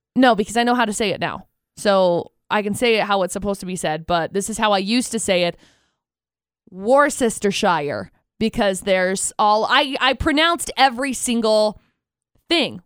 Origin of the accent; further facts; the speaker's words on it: Tremonton, Utah, United States; I grew up in Tremont and I graduated from Bear River High School